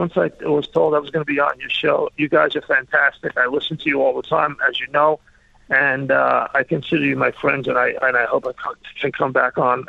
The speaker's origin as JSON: {"language": "English", "town": "New York City", "region": "New York", "country": "United States", "tie": "born or raised there", "also_born_or_lived": "Philadelphia area", "moved": "as an adult", "said": "I grew up in Queens and on Long Island. I went to NYU and SUNY schools. I'm a New Yorker. I moved to the Philly area and raised my kids there"}